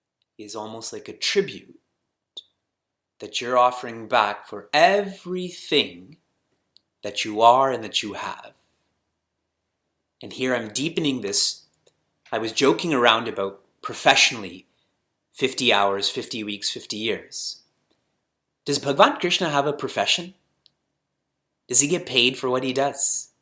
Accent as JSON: {"language": "English", "country": "Canada", "tie": "born or raised there", "said": "And I know him, and I was born and raised in Canada, so I know the culture also."}